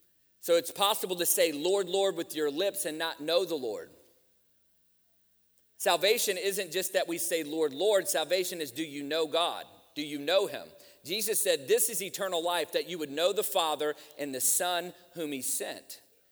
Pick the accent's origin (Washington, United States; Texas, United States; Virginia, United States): Virginia, United States; I grew up in church. I grew up around church, man. I grew up in Virginia where you can throw a rock and hit three churches by accident.